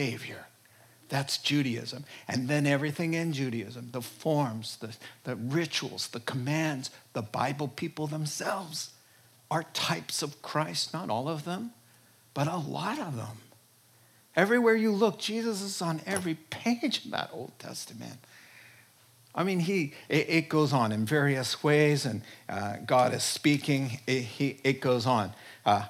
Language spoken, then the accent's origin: English; New York, United States; I'm from New York and a Jew